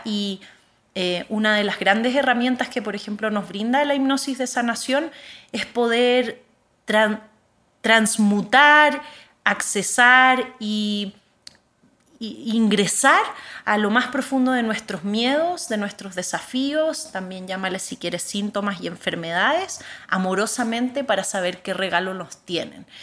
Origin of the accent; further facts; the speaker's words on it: Chile; moved away as an adult; also born or lived in Bihar, India; Yo nací en Chile y ahí crecí, terminé la escuela